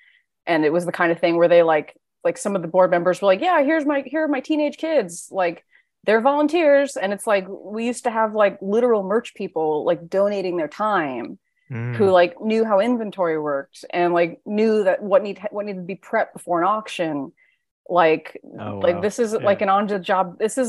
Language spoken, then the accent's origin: English; New York, United States; New York Comic-Con is my hometown con.